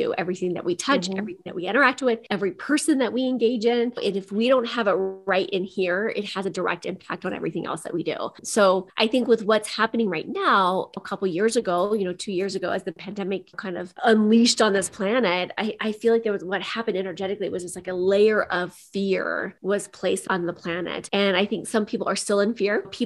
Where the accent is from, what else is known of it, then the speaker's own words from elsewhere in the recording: Midwest, United States; I come from the Midwest. So I grew up in the country.